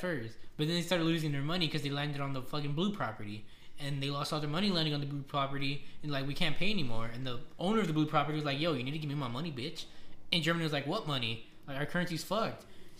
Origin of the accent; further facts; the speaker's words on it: Mexico; Mexicans not really a race, but we all say we're fucking Mexican.